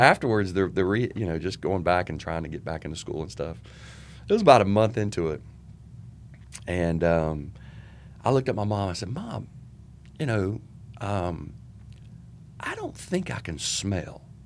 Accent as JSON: {"language": "English", "town": "Charlotte", "region": "North Carolina", "country": "United States", "tie": "born or raised there", "said": "I grew up in Charlotte, um, went to Albemarle Road Junior High School"}